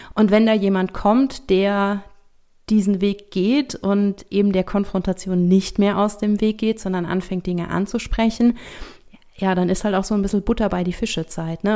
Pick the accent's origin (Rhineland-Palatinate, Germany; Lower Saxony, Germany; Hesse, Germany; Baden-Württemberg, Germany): Rhineland-Palatinate, Germany; bei uns in der Pfalz